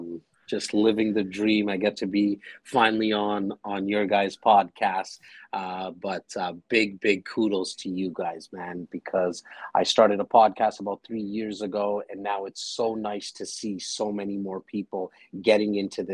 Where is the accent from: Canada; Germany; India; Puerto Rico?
India; Hey, I'm Indian. We generally age quite well.